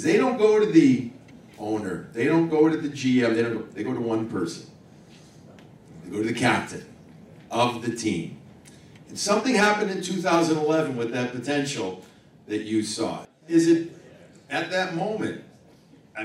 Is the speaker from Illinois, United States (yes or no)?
yes; Chicago, Illinois, United States; I'm from Chicago. I grew up a Bruins fan because my family's from Boston, or half my family.